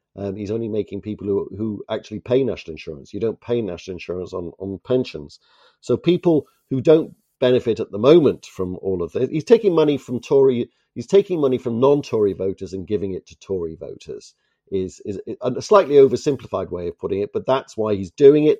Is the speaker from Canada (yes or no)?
yes; Toronto, Ontario, Canada; from the city of my birth, actually, from Toronto